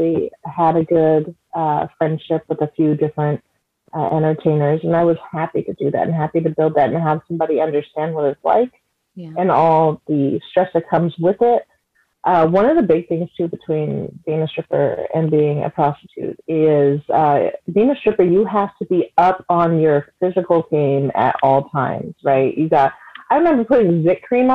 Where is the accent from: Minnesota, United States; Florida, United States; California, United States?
California, United States; San Francisco Bay Area; moved away; also born or lived in New Mexico; I'm from the Bay. I'm a Bay Area girl or person